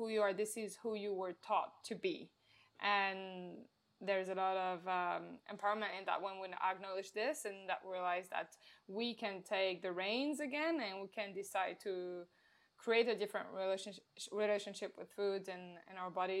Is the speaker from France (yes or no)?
yes; France; now in Melbourne, Australia; I'm in Australia, in Melbourne, but as you can probably tell, I have an accent and I am originally from France